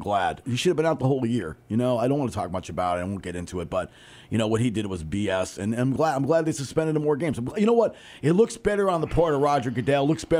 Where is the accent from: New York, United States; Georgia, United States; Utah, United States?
Georgia, United States; Atlanta; moved away; a friend of mine I grew up with in Atlanta